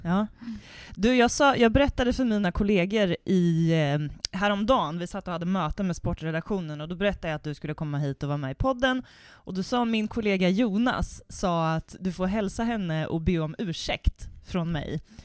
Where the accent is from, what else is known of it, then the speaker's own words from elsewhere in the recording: Värmland, Sweden; vi är också från Värmland